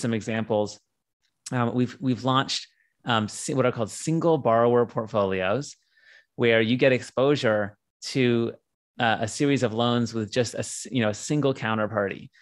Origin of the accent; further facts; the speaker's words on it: San Diego, California, United States; I'm from San Diego. I grew up here